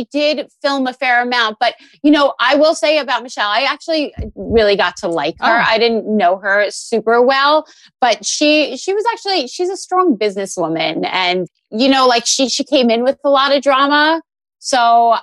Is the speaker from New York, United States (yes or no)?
yes; New York City, New York, United States; moved away; also born or lived in New Jersey; I was born in New York. I was born in Brooklyn. I grew up in New York City